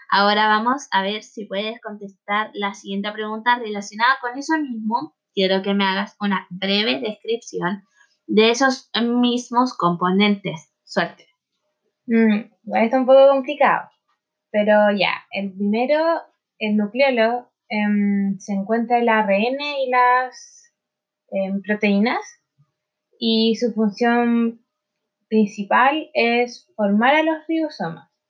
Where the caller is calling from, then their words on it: Temuco, Araucanía, Chile; de Temuco.